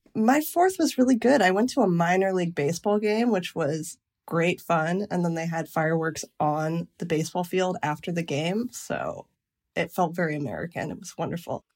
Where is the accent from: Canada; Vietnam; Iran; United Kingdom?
Canada; Lake Huron, Ontario; moved away as an adult; now in United States; I grew up on Lake Huron